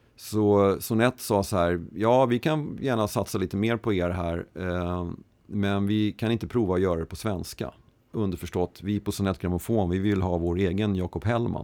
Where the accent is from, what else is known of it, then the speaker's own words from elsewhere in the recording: Stockholm, Stockholm County, Sweden; jag var uppväxt i Mälarhöjden söder om stan